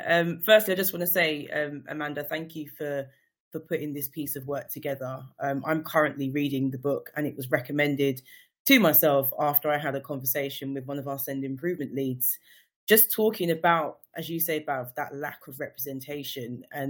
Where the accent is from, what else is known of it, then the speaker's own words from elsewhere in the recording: St. Kitts & Nevis; St. Kitts and Nevis.